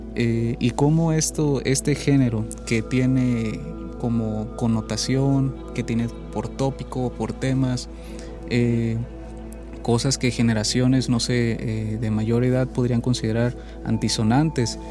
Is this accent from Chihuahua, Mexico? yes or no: no; Chiapas, Mexico; moved away as an adult; soy de Chiapas, entonces de Chiapas pude venir aquí, pude estudiar